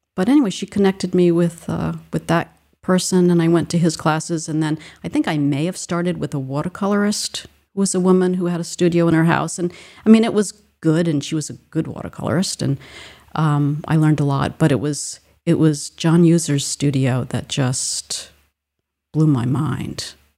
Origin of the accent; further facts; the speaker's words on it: Rhode Island, United States; I grew up in Rhode Island